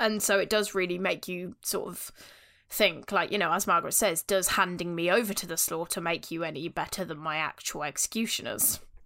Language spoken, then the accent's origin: English; Northampton, East Midlands, United Kingdom; we in Northampton